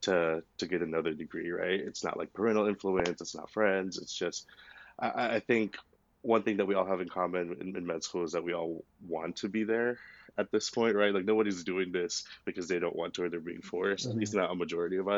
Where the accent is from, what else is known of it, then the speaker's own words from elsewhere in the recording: Houston, Texas, United States; also born or lived in Austin; I'm from Houston. I went to college in Austin